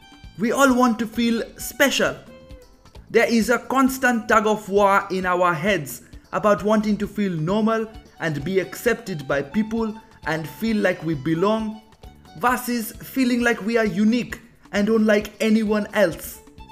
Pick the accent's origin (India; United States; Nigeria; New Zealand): Nigeria; born there; I was born in Nigeria, but everyone thinks I am not from this world